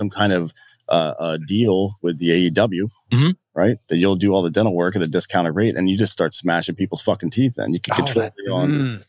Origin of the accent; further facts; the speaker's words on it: United States; As an American, I feel like I'm entitled to more.